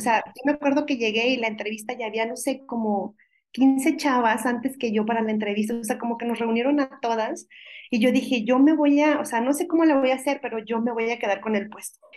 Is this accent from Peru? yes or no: no; Mexico; como buena mexicana